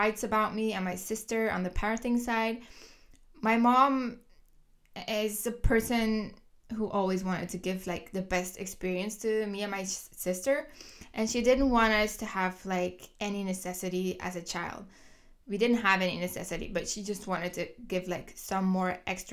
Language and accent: English; Kortrijk, Flanders, Belgium; English is a second language; moved away; I was born in the 1990s, the year 1991 to be exact, in Kortrijk, Belgium. So if you hear an accent, that's why. I was born and raised in Belgium